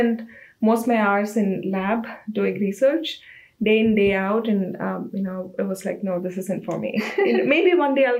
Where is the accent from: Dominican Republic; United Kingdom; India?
India; moved away as an adult; now in United States; I'm from India, so I started as a design engineer in a small startup company in India, Reiotech.